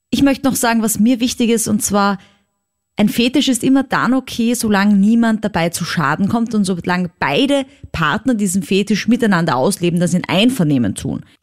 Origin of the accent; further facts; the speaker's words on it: Austria; Was für mich als Österreicherin halt mega ist.